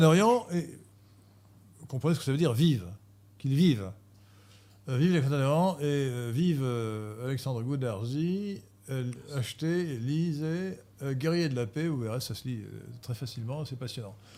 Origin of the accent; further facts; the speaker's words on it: France; now in Versailles, France; en tant que Français